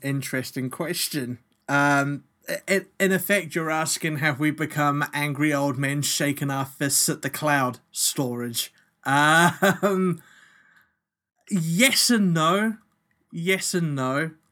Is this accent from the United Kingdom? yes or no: no; New Zealand; now in Australia; when I was growing up in New Zealand